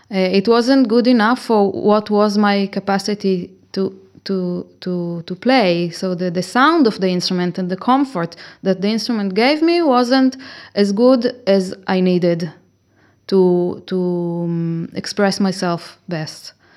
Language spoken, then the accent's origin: English; Israel; moved away as an adult; now in Cremona, Italy; I am originally from Israel